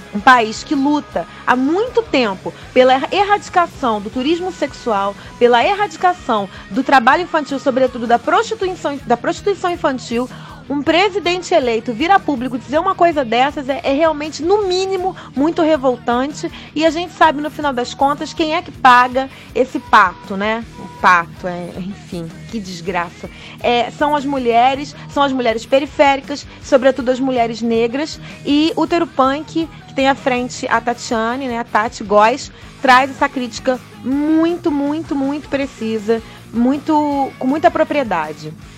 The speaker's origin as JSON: {"language": "Portuguese", "town": "Duque de Caxias", "region": "Rio de Janeiro", "country": "Brazil", "said": "Lacaxiense perdida na né? zona norte do Rio de Janeiro."}